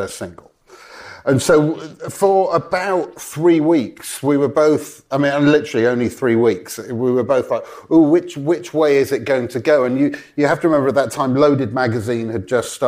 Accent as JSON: {"language": "English", "area": "Welsh", "region": "Wales", "country": "United Kingdom", "also_born_or_lived": "Los Angeles", "said": "I'm Welsh, we're both Welsh"}